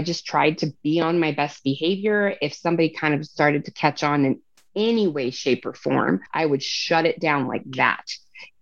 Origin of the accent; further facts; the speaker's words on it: Salt Lake City, Utah, United States; my hometown